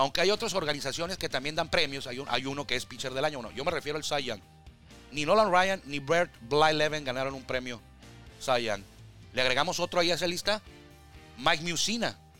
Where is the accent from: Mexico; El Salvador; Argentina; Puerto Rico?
Mexico; Tijuana, Baja California